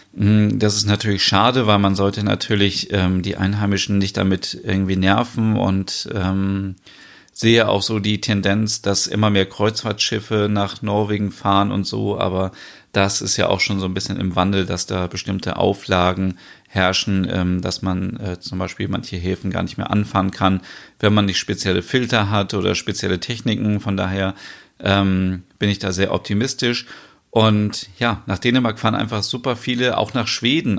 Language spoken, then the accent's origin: German; Germany; also born or lived in northern Germany; bei uns in Deutschland